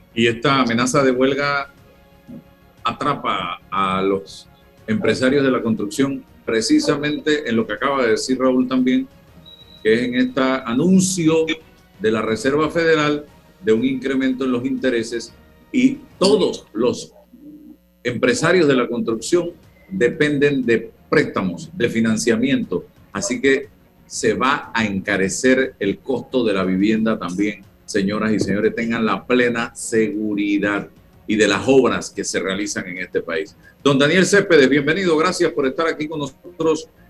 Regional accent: Panama; somos panameños

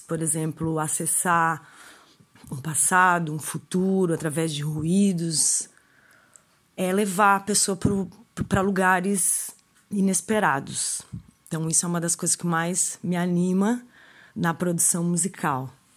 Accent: Florianópolis, Santa Catarina, Brazil; also born or lived in Araranguá, Santa Catarina; Eu nasci em Araranguá, Santa Catarina, mas resido em Florianópolis já desde pequena.

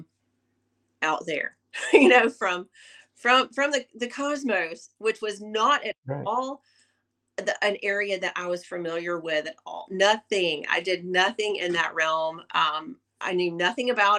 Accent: the South, United States; I was born and raised in the South

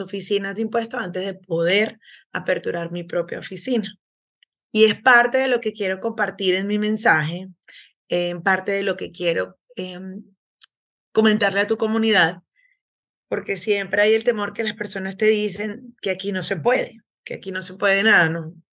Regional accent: Venezuela; moved away as an adult; now in United States; soy de Venezuela

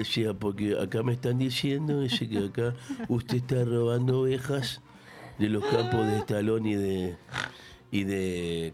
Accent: Uruguay; now in Argentina; también soy uruguayo

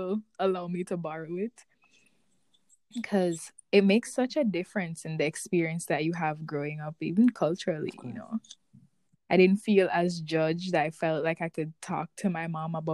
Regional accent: Jamaica; moved away; growing up Jamaican, specifically our generation of Jamaican

